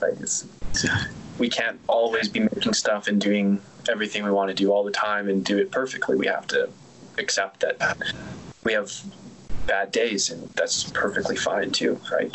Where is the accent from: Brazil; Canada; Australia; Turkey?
Canada; being from the same country